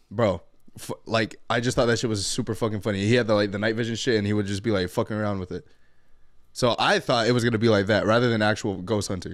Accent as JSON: {"language": "English", "country": "Guam", "also_born_or_lived": "Tecoman, Colima (claimed jokingly)", "moved": "yes", "lives_now": "Washington, United States", "said": "from Guam. Um, currently live in Washington"}